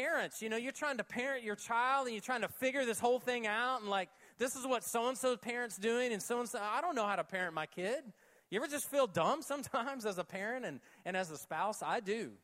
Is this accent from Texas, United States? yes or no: no; Oklahoma, United States; when I was 7 and 8 years old when I was growing up in Oklahoma